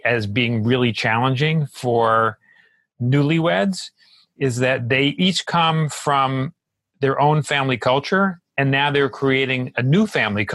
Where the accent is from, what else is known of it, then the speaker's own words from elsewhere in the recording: New York, United States; I'm from New York, and New Yorkers are known for being fast, being blunt